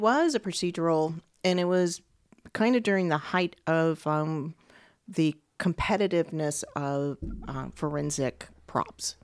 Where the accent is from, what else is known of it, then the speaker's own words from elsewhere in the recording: Beaumont, Texas, United States; moved away; I'm from Beaumont, Texas